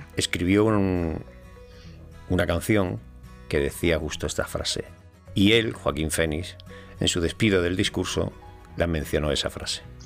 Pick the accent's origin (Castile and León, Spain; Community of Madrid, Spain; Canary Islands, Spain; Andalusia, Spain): Andalusia, Spain; yo soy andaluz